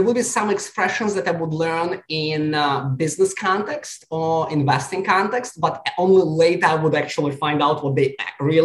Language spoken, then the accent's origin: English; Siberia, Russia; English is a second language; moved away as an adult; also born or lived in New York; now in California, United States; Growing up, I grew up in Russia.